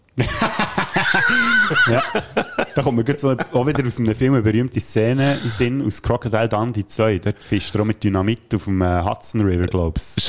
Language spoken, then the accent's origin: German; Switzerland; bei uns in der Schweiz